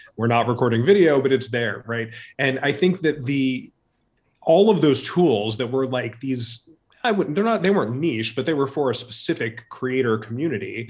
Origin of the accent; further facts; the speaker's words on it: Orange County, Southern California, United States; I grew up in Southern California, in Orange County, outside of Los Angeles